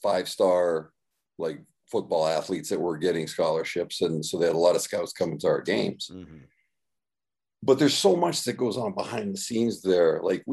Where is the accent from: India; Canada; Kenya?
Canada; I born and raised in Canada